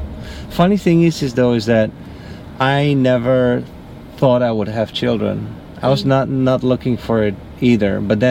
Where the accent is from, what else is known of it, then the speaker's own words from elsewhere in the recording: Netherlands; I'm from the Netherlands.